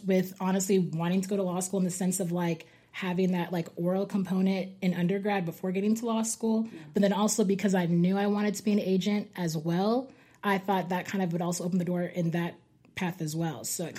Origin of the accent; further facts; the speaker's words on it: Edmond, Oklahoma, United States; I'm from Edmond, Oklahoma. I went to undergrad at the University of Oklahoma, and now I'm at OCU Law with Haley and Sam.